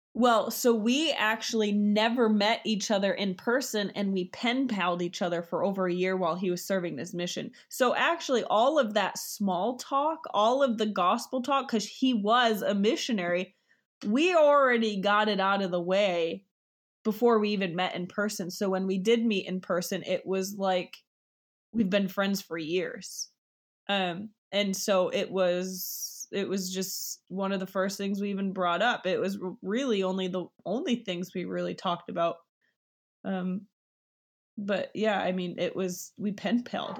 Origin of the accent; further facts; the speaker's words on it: New York, United States; I am from New York